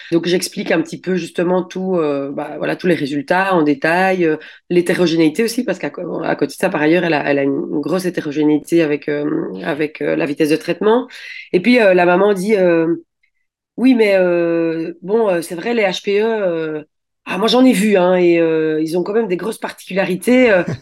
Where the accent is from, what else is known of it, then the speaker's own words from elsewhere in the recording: Belgium; je suis belge